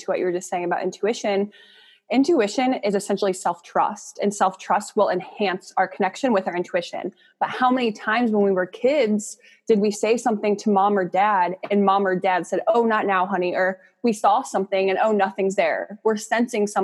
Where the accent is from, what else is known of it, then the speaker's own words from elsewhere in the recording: Akron, Ohio, United States; I'm from Northeast Ohio, Akron.